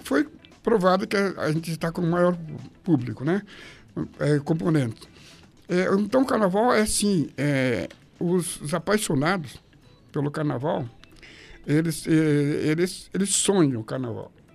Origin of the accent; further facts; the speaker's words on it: Curitiba, Paraná, Brazil; Eu sou bairrista, sou paranaense, sou curitibano, sou bicho do Paraná mesmo, mas eu sou curitibano